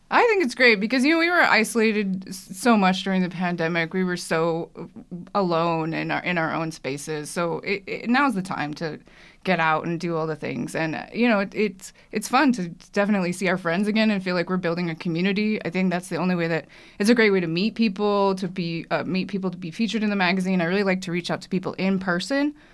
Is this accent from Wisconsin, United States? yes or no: no; California, United States; I'm from California